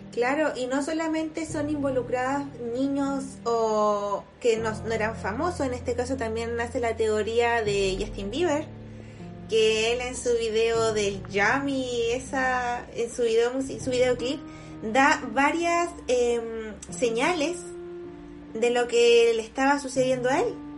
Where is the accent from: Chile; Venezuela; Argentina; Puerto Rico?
Chile